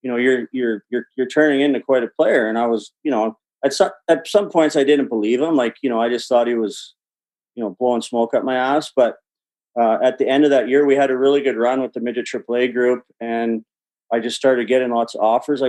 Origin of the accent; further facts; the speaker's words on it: Edmonton, Alberta, Canada; I grew up in Edmonton, South Edmonton and Millwoods